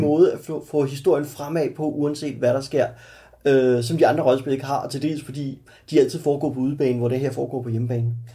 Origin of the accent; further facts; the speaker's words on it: Stevns, Zealand, Denmark; på Stævns, min hjemstavn